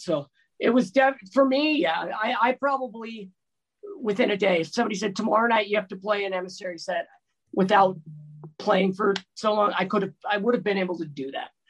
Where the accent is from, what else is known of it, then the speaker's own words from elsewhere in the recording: Bay Area, California, United States; I grew up in the Bay Area